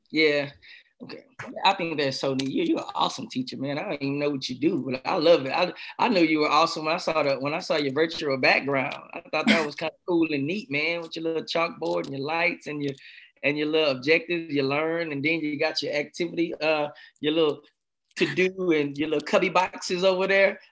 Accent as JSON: {"language": "English", "region": "Texas", "country": "United States", "said": "I'm from Texas"}